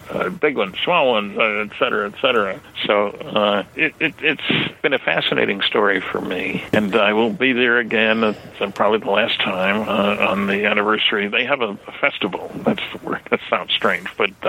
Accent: New Jersey, United States; I grew up in New Jersey.

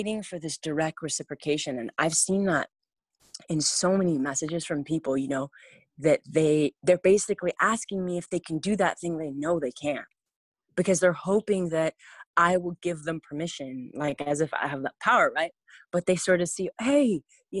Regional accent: California, United States; growing up in California, I went to private schools my whole life.

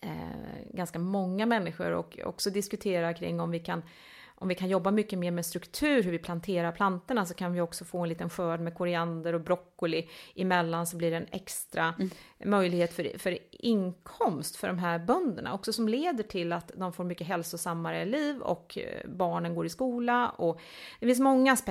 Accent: Älmhult, Kronoberg County, Sweden; Vi kom ju från, eh, från Älmhult

